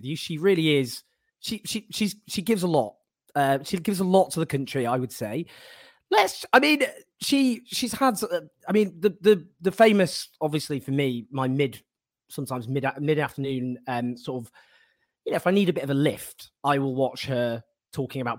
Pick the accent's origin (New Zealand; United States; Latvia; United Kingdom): United Kingdom; Stockport, North West England; I'm from Stockport